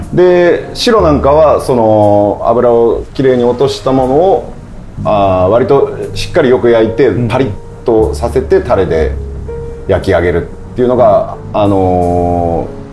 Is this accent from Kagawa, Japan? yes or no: yes; Takamatsu, Kagawa, Japan; also born or lived in Tokyo; now in Zushi, Japan; もともと私は、まあ、高松市、まあ、田舎の出身なんで